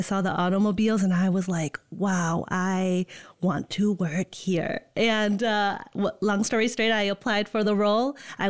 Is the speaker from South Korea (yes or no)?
no; Netherlands; now in East Lansing, United States; born and raised in Holland. Right now I'm from the East Lansing area. I live there.